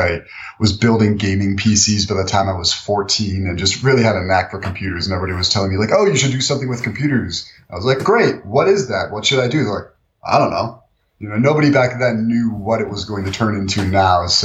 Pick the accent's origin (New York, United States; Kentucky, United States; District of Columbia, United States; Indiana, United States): New York, United States; Buffalo; moved away as an adult; also born or lived in Colombia; I had been living in my hometown of Buffalo, New York up until that point